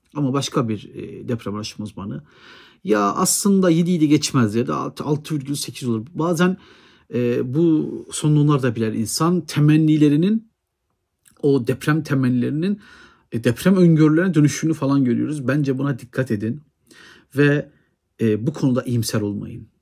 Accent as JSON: {"language": "Turkish", "region": "Erzurum", "country": "Turkey", "tie": "born or raised there", "said": "benim memleketim Erzurum'da"}